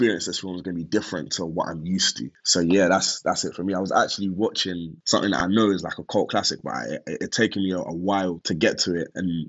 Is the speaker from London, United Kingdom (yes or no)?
yes; London, United Kingdom; being a Londoner